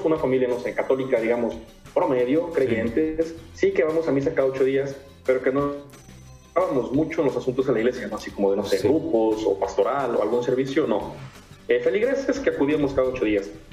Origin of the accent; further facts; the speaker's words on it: Comapa, Veracruz, Mexico; soy originario del estado de Veracruz. Ok. Eh, mi municipio se llama Comapa, está en la zona centro del estado